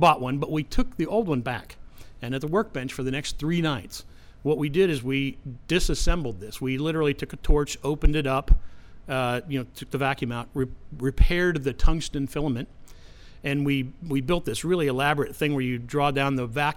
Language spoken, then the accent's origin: English; Pittsburgh, Pennsylvania, United States; when I grew up in Pittsburgh, it was a much grittier city.